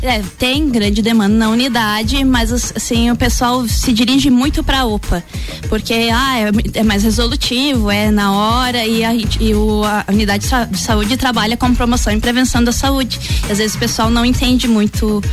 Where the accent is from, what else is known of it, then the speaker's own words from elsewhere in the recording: Lages, Santa Catarina, Brazil; eu sou daqui de Lages mesmo. Eu sou de uma família de comerciantes aqui de Lages.